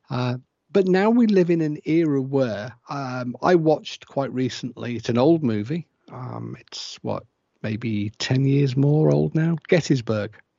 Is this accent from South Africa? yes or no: no; England, United Kingdom; I'm English, my wife's Welsh